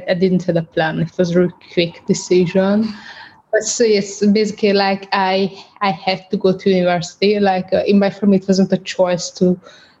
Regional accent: Budapest, Hungary; English is a second language; moved away as an adult; also born or lived in London, United Kingdom; now in United Kingdom; So I grew up in Hungary. My family was moving to Hesse City, Budapest, when I was 1 year old. And I was living there till age of 19 when I immigrated to the UK

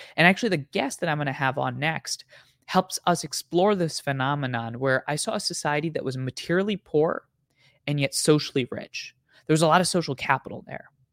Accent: New Jersey, United States; moved away; also born or lived in Boston; as a kid that lived in New Jersey and then I moved off to Boston

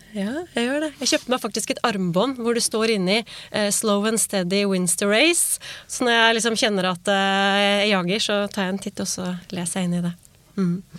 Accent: Norway; vi nordmenn

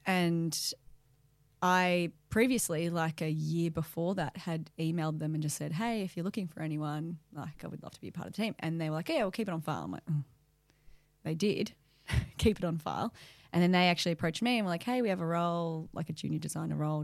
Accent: Melbourne, Victoria, Australia; moved away; I grew up in Melbourne.

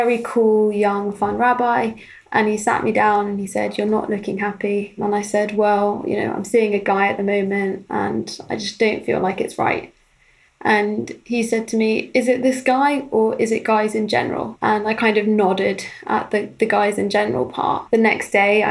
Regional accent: London, United Kingdom; I grew up in North London in a modern Orthodox Jewish community

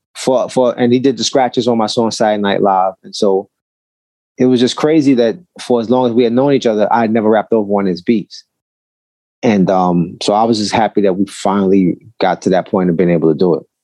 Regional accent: New York City, New York, United States; I'm from Brooklyn

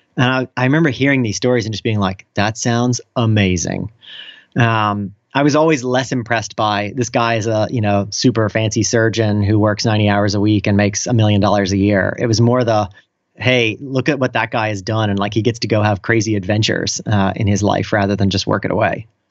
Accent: Virginia, United States; moved away as an adult; now in Italy; I'm from Virginia originally

